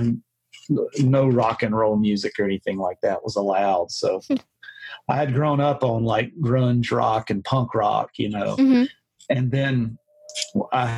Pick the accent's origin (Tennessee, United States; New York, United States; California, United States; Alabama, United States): Alabama, United States; South; I was from South Alabama